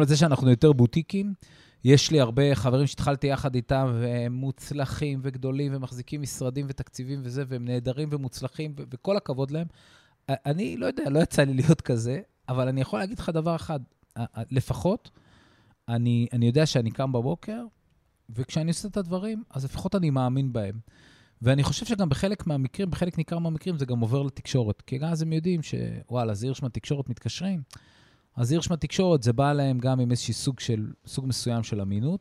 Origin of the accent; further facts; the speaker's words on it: Israel; הערכים שלנו כישראלים